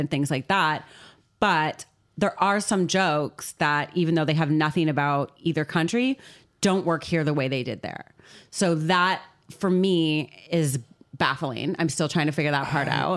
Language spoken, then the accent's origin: English; Canada; now in London, United Kingdom; I am a Canadian